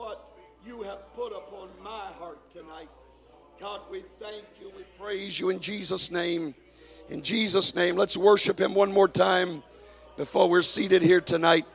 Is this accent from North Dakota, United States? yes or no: no; Dallas, Texas, United States; moved away; growing up in Dallas